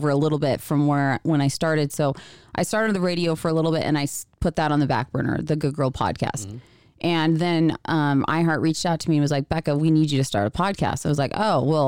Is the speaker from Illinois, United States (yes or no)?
no; Grants Pass, Oregon, United States; moved away; I'm from Southern Oregon, so Grants Pass.